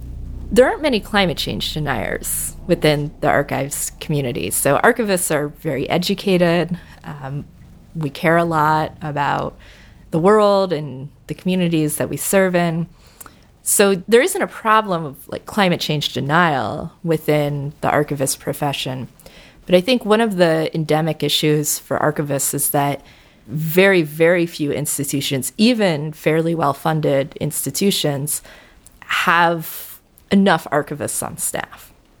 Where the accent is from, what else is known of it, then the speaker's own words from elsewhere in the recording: Cincinnati, Ohio, United States; I grew up in Cincinnati and have been back there for 10 years, and it's where I call home, so I'm very interested in the history of my home.